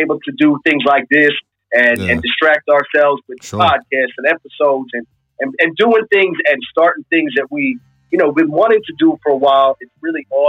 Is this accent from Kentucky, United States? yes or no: no; Cherry Hill, New Jersey, United States; I grew up in the Cherry Hill area